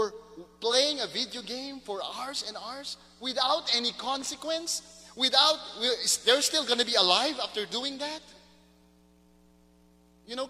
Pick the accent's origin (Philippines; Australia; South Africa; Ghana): Philippines; Mindanao; moved away; Growing up in Mindanao